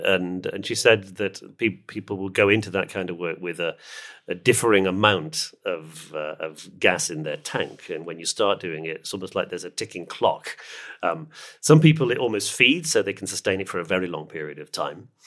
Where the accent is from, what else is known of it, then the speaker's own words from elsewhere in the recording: United Kingdom; I'm a British person